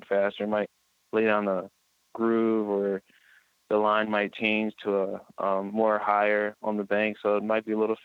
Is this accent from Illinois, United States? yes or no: no; Pennsylvania, United States; I'm from Pennsylvania, so I'm kind of used to it